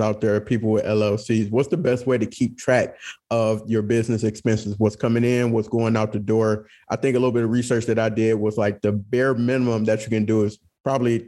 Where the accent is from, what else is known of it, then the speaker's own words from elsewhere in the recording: Detroit, Michigan, United States; coming from a city that we come from Detroit, literally the blackest city in America